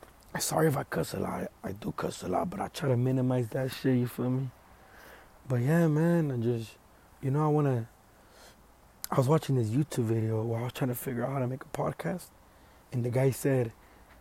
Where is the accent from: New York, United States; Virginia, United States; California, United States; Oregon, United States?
California, United States; Los Angeles; I'm from Los Angeles, Echo Park, downtown LA area. I was born in the hood